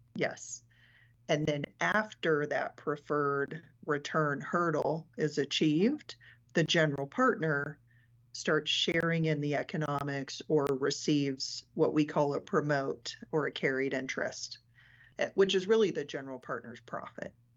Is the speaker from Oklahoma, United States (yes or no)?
no; Mountain Home, Arkansas, United States; moved away as an adult; now in Denver, United States; born and raised in Arkansas